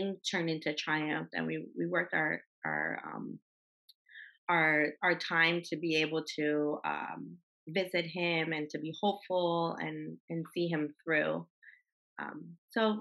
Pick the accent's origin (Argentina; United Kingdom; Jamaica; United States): United States; Los Angeles, California; I grew up in Los Angeles